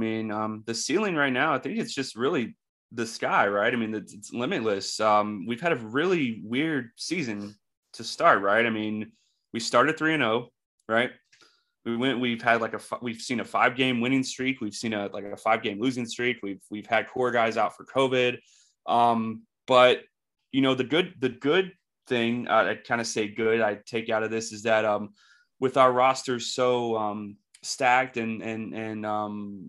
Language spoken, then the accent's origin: English; North Carolina, United States; growing up in North Carolina, being from North Carolina